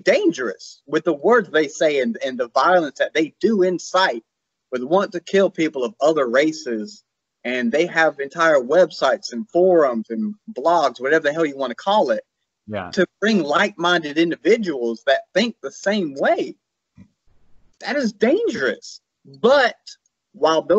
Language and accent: English; South Carolina, United States; I'm from the South. I'm South Carolina. I'm about as South as you can get